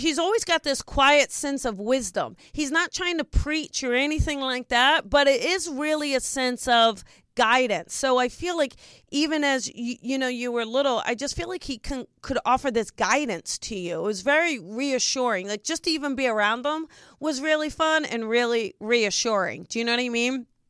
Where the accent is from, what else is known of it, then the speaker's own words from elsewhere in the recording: New Jersey, United States; I'm from New Jersey